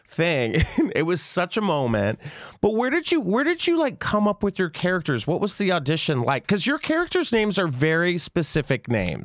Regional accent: Texas, United States; a questioning gay kid, growing up in Texas

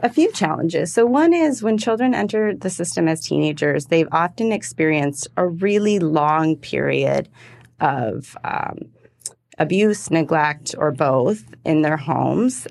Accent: Michigan, United States; moved away; I'm originally from Michigan

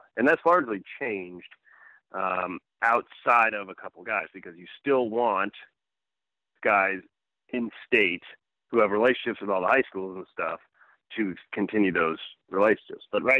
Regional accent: St. Louis, Missouri, United States; because I'm from St. Louis.

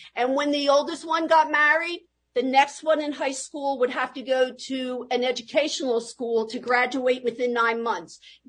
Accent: Philadelphia, Pennsylvania, United States; Well, Philadelphia was great, and that's when they all came. If they even landed at Ellis Island, they all came that following day right here to Philadelphia, South Philadelphia, and that's where the entire family lived.

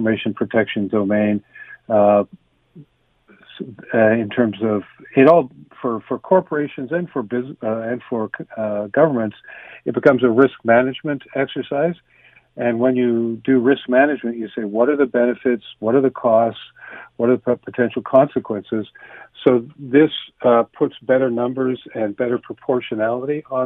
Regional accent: Canada; a Canadian

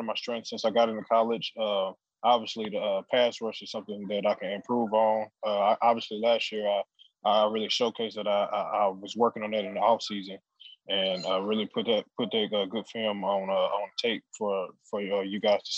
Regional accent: Crowley, Texas, United States; I'm back in Crowley, Texas, in my hometown, just watching it with my family

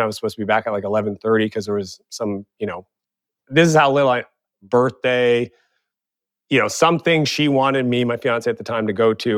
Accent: Eastern Canada, Canada; moved away as an adult; also born or lived in San Francisco; now in Kelowna, Canada; I grew up in Eastern Canada where I didn't have access to that network

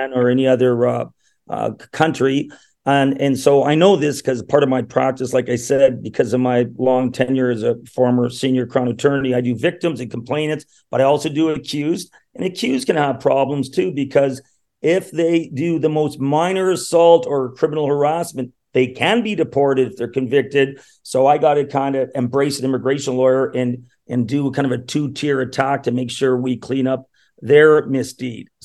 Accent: Thunder Bay, Ontario, Canada; now in Toronto, Canada; I'm actually from Thunder Bay, Ontario, the Great White North

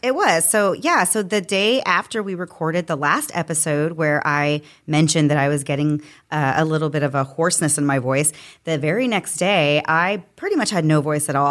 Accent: Florida, United States; you and I have both grown up I think, in Florida in the South

